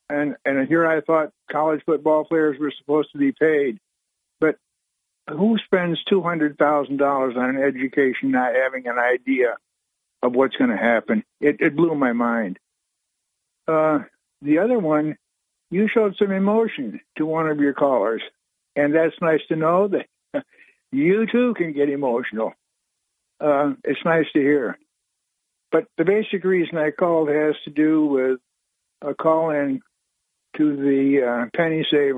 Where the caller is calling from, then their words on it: Owego, New York, United States; … from Owego.